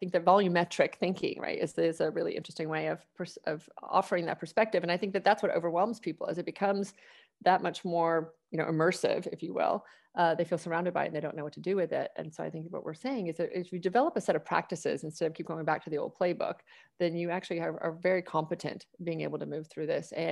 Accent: Atlanta, Georgia, United States; now in Austin, United States; I grew up in Atlanta.

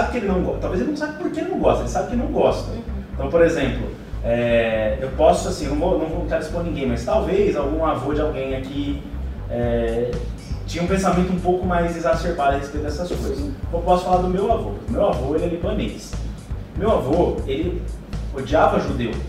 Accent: Brazil; Eu sou brasileiro

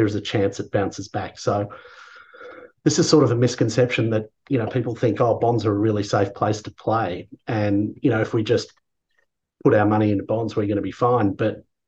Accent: Australia; being an Australian

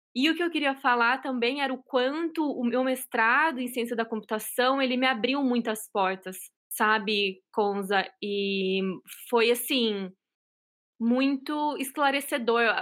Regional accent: São Paulo, Brazil; moved away as an adult; now in Boston, United States; Atualmente eu moro em Boston, em Massachusetts. Eu sou de São Paulo, já estou aqui nos Estados Unidos faz quatro anos

